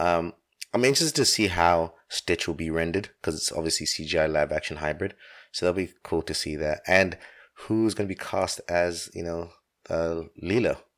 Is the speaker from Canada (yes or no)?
no; London, United Kingdom; the same town where I grew up, Finchley in North London